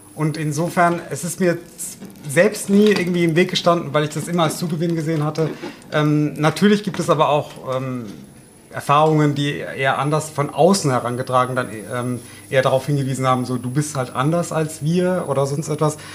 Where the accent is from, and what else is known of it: Odenwald, Hesse, Germany